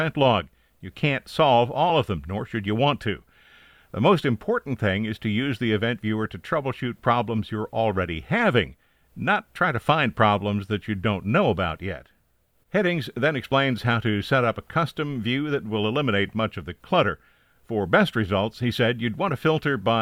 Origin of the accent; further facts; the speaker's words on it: Bellefontaine, Ohio, United States; my hometown Bell Fountain Examiner